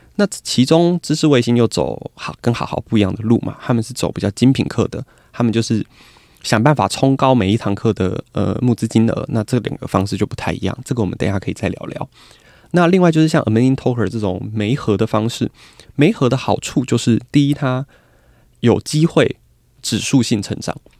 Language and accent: Chinese; Kaohsiung, Taiwan; 我是高雄人